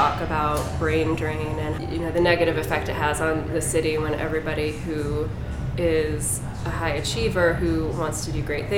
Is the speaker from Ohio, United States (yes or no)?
yes; Sylvania, Ohio, United States; also born or lived in Toledo, Ohio; I grew up in this area. I grew up in Sylvania, and then moved out to where Kelly lived out west of there